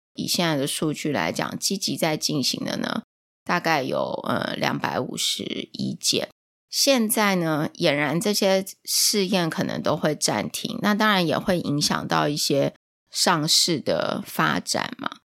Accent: Taiwan; 我是台湾来的

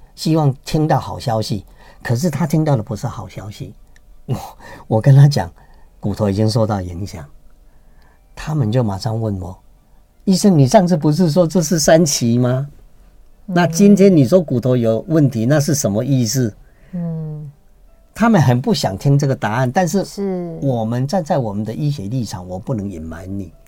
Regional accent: Taiwan; 我们台湾人就有一个习俗，习惯，有的人就吃偏方中草药

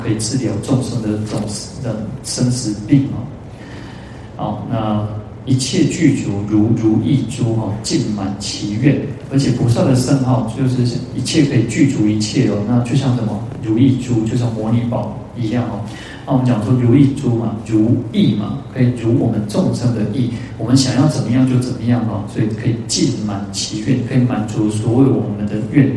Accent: Taiwan; 我们台湾人

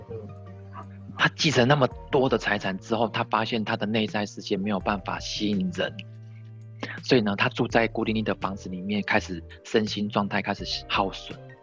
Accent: Tainan, Taiwan; 我们台南这边有好多豪宅，好大，好大，好漂亮

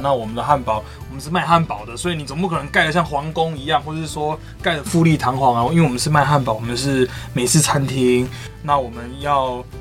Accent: Minxiong, Chiayi County, Taiwan; also born or lived in Australia; 我们这些的家乡，就是，就是明雄，因为我们就是住在明雄

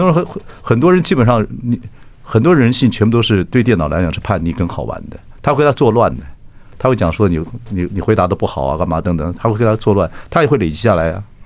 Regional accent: Chiayi, Taiwan; 我嘉义人嘛。我嘉义人

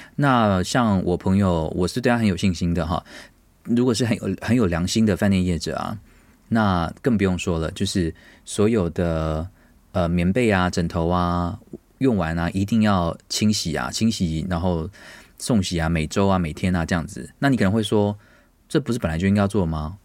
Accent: Taiwan; also born or lived in United States; 因为我是台湾人

